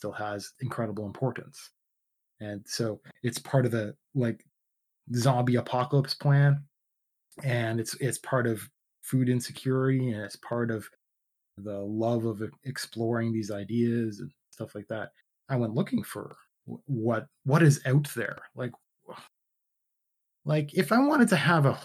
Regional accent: Canada; I'm Canadian

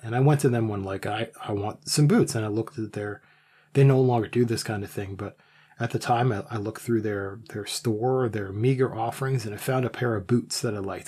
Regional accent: Canada; I'm Canadian.

